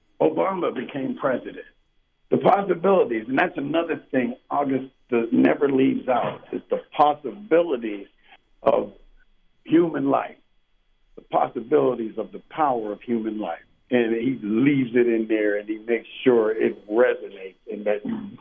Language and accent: English; Pittsburgh, Pennsylvania, United States; also born or lived in Homestead, Pennsylvania; I was born in Homestead, at Homestead Hospital, and was raised in St. Clair Village. I went to Catholic schools most of my school years, and went to Carrick High School. But I grew up in St. Clair Village